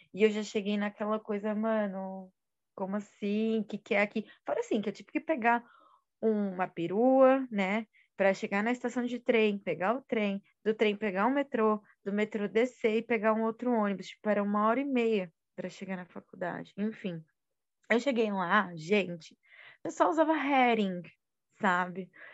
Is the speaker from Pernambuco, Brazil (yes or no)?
no; São Paulo, Brazil; quando eu saí da minha quebrada, Zona Leste